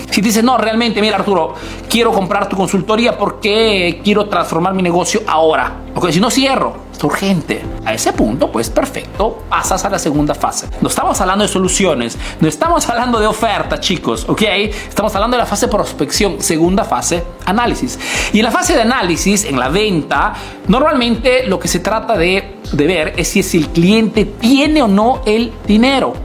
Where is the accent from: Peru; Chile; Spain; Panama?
Peru; now in Italy